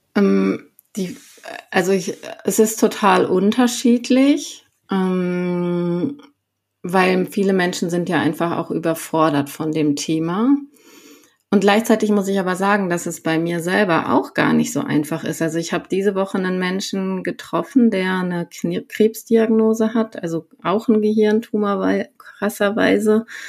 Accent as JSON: {"language": "German", "area": "Sauerland", "region": "North Rhine-Westphalia", "country": "Germany", "tie": "born or raised there", "moved": "as an adult", "lives_now": "Herrsching am Ammersee, Germany", "said": "ich komme ursprünglich aus dem Sauerland, also Nordrhein-Westfalen. Ähm, genau, und komme da eigentlich aus so einem kleinen Ort, Freinol heißt der, nicht besonders bekannt ähm, und äh, bin dort halt quasi aufgewachsen bei meinem Vater"}